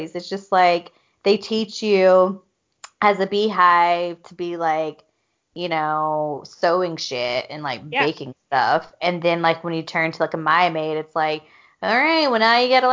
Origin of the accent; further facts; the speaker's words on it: the South, United States; I grew up in the South